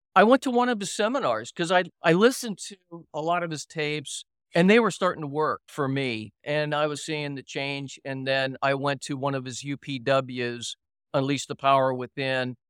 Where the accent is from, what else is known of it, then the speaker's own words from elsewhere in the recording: Miami, Florida, United States; moved away; also born or lived in Virginia / Los Angeles; I grew up in Florida, I grew up in Miami, and was living in Virginia, had gone to high school there